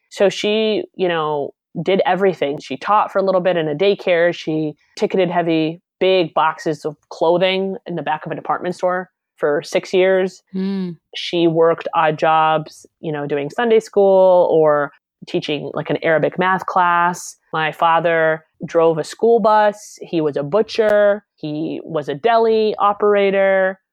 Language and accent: English; Alabama, United States; I grew up in Alabama